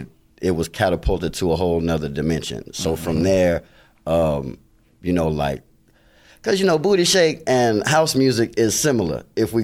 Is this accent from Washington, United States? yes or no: no; Chicago, Illinois, United States; now in Atlanta, United States; I'm originally from the west side of Chicago, born and raised in Cook County, 708, Illinois. But I've been down in Atlanta, Georgia, since April 16th, 1999.